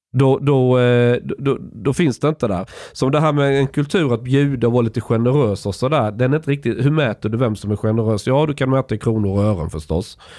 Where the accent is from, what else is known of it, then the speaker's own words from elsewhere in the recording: southern Småland, Sweden; Jag är uppvuxen i, i, södra Småland, där är den extrem